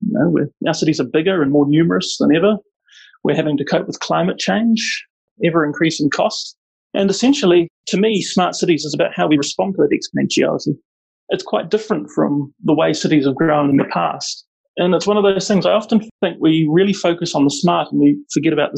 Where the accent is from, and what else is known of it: Auckland, New Zealand; born or raised there; moved away as an adult; now in Wellington, New Zealand